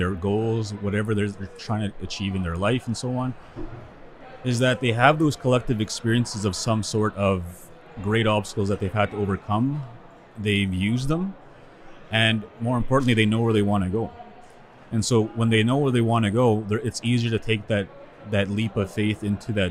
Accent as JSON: {"language": "English", "area": "Sweetgrass First Nation", "region": "Saskatchewan", "country": "Canada", "moved": "yes", "lives_now": "Saskatoon, Canada", "said": "I'm originally from Sweetgrass First Nation. That's where my community is from. Currently living in Saskatoon"}